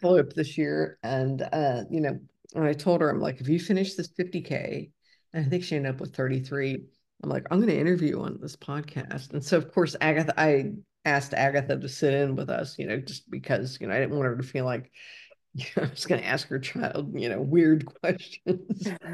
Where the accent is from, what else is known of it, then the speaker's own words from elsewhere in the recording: Ohio, United States; moved away as an adult; I grew up in Ohio, and I lived there for w, way too long